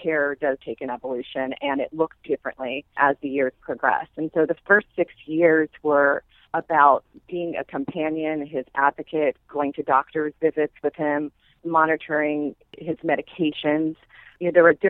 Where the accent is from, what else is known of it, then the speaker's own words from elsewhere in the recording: Maryland, United States; now in New York, United States; I grew up in Maryland in a community that's centered right between Washington, D.C. and Baltimore